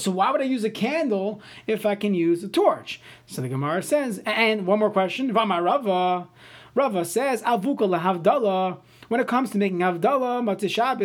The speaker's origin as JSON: {"language": "English", "town": "New York City", "region": "New York", "country": "United States", "tie": "born or raised there", "moved": "yes", "lives_now": "St. Louis Park, United States", "said": "I grew up in Brooklyn"}